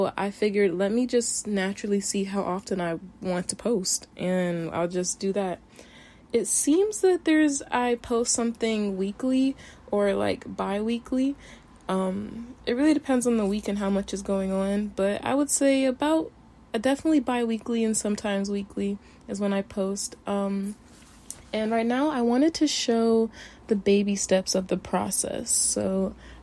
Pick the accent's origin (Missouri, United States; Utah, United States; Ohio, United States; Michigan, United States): Ohio, United States; Cleveland; also born or lived in Miami, Florida; now in Tokyo, Japan; grew up in Cleveland, Ohio